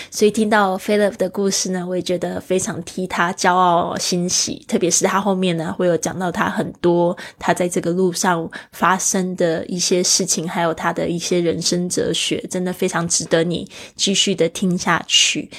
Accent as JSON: {"language": "Chinese", "region": "Kaohsiung", "country": "Taiwan", "tie": "born or raised there", "said": "对于一个是生长在亚热带的地区的我，我从小住在高雄"}